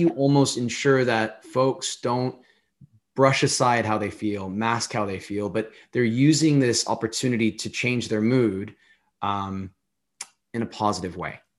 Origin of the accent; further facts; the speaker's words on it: United States; as an American